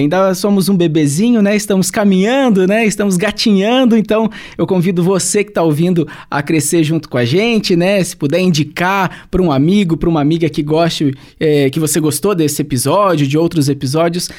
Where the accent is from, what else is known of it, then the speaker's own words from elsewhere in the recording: Santo Antônio da Platina, Paraná, Brazil; lá no meu país, em Santo Antônio da Platina